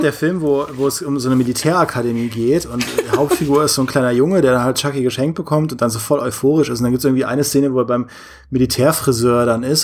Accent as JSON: {"language": "German", "town": "Trier", "region": "Rhineland-Palatinate", "country": "Germany", "tie": "born or raised there", "moved": "yes", "lives_now": "Munich, Germany", "said": "in meiner Heimat bin in Trier, in meinem, in meinem Elternhaus"}